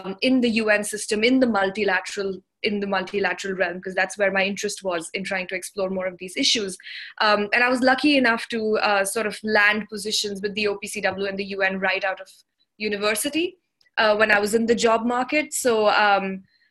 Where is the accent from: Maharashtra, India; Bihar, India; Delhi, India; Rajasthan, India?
Delhi, India; New Delhi; also born or lived in South Sudan / Netherlands / United Kingdom; I'm from India. I was born here and I went to school here